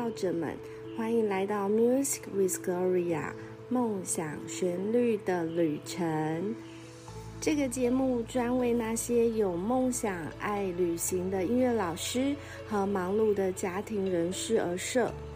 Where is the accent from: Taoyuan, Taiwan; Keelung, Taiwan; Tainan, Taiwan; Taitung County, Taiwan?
Taitung County, Taiwan; Taitung; 我的家乡，呃，台东